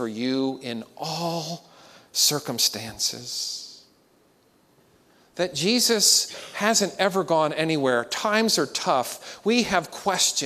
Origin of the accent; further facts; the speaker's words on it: Pennsylvania, United States; growing up in Pennsylvania